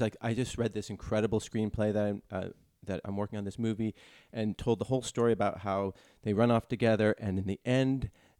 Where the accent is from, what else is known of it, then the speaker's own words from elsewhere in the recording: California, United States; Northern California.